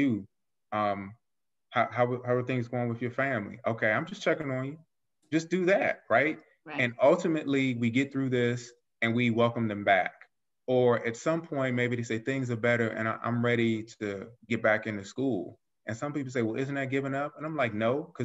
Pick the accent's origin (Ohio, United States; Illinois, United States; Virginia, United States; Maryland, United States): Virginia, United States; Alexandria; I grew up in Arlandria, Chitilagua